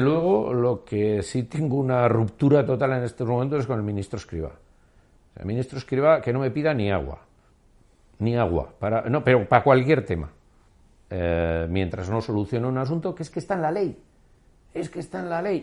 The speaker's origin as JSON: {"language": "Spanish", "region": "Basque Country", "country": "Spain", "said": "mi país"}